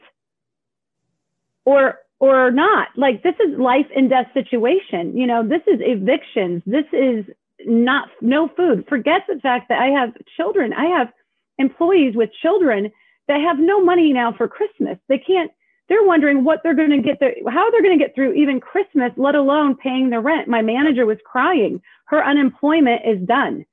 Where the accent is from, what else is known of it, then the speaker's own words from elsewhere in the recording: Indiana, United States; moved away as an adult; now in Los Angeles, United States; I'm from Indiana, all my family's there.